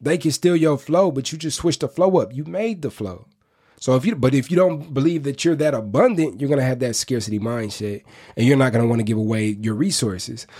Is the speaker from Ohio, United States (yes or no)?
no; Inkster, Michigan, United States; I'm from Inkster, Michigan